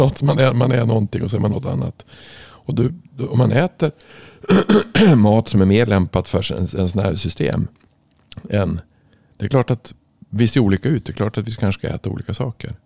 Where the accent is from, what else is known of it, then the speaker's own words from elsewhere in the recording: Norrland, Sweden; jag kommer ju från Norrland